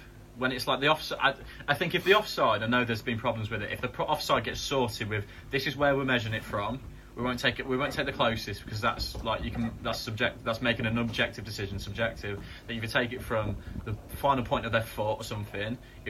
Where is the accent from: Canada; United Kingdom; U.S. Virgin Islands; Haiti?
United Kingdom; England; It's because we're English. That's why.